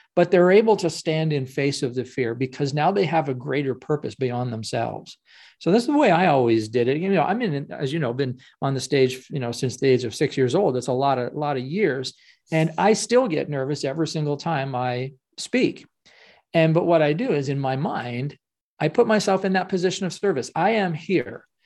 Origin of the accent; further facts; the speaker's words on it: Ottawa, Ontario, Canada; I'm from Ottawa, Canada